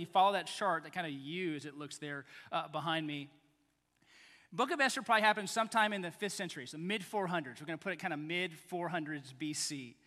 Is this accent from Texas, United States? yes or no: yes; Texas, United States; moved away; also born or lived in Baton Rouge, Louisiana; I'm kind of from Texas